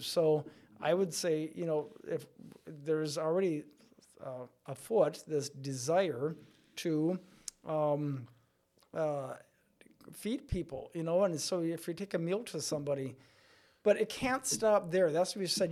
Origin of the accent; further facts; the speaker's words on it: Stanley, Wisconsin, United States; moved away as an adult; now in La Crosse, United States; I hail from up by Stanley Boyd area and um, grew up as a kid in a very small rural country parish